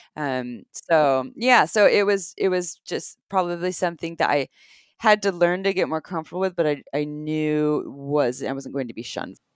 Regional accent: Santa Cruz, California, United States; I grew up in Santa Cruz, California

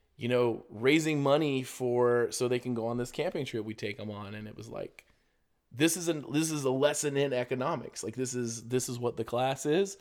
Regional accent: Florida, United States; I'm from Florida

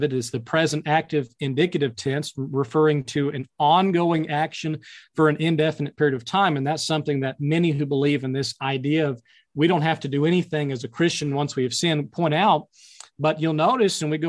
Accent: Mountain Home, Arkansas, United States; I'm actually originally from and kind of my hometown is in Mountain Home, Arkansas, still located here in the Ozarks

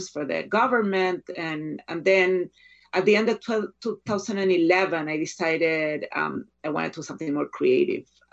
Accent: Chile; moved away as an adult; now in United States; I was born in the U.S., but I was raised in Chile, and then I came back to the U.S. when I was 25 to go to graduate school

